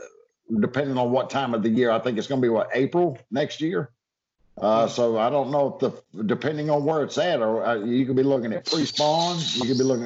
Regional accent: Georgia, United States; also born or lived in Alabama; now in Florida, United States; for me as a Florida angler, I'm gonna have to bring a lot of tactics growing up in Georgia and Alabama.

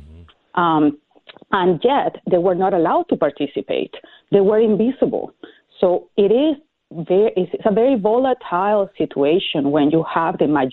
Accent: Venezuela; moved away as an adult; Well, I grew up in Venezuela, and And I was there until I finished my law degree, and I worked for the Supreme Court before Chavez started his this new regime. So I haven't really lived in Venezuela since that 1998 when he won elections.

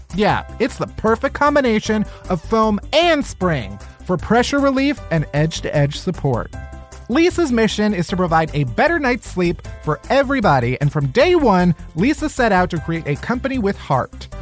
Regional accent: Chicago, Illinois, United States; where am I from? Chicago

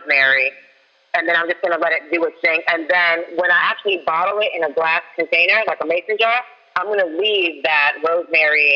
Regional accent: Falls Church, Virginia, United States; I was raised in Falls Church, Virginia

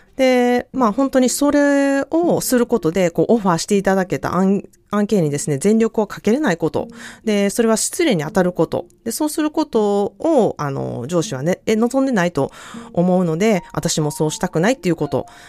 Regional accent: United States; also born or lived in Japan; 日本で生まれたけれども育ったのはアメリカです

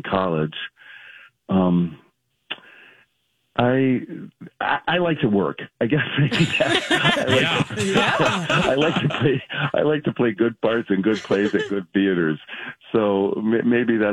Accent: Mankato, Minnesota, United States; I grew up in Mankato

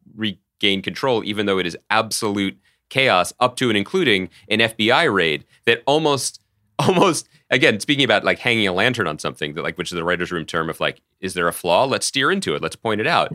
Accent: East Coast, United States; growing up on the East Coast

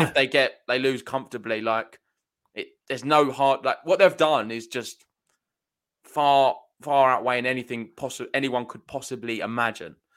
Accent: United Kingdom; I'm from Britain.

